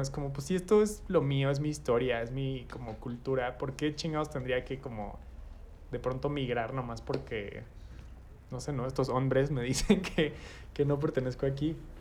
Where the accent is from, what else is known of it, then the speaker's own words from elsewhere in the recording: Mexico; nacimos y crecimos en México